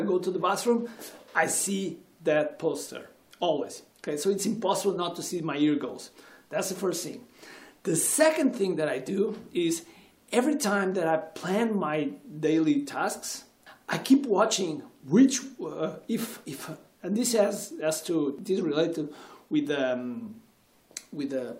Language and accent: English; Portugal; I'm from Portugal and I consider myself as a world citizen